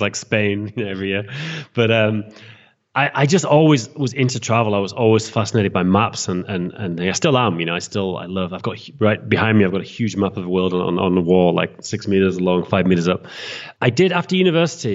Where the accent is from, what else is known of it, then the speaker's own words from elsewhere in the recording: England, United Kingdom; moved away as an adult; now in Prague, Czech Republic; I'm from England